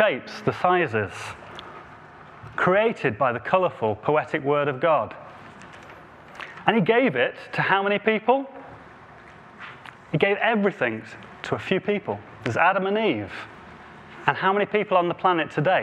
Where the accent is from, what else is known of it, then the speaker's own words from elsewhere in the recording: Devon, South West England, United Kingdom; accent: Devon; my Devon accent